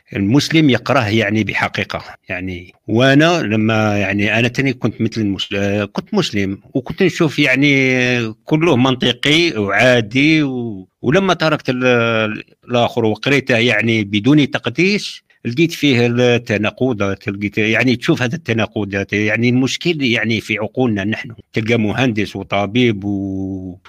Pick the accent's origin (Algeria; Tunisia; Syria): Algeria; أنا من الجزائر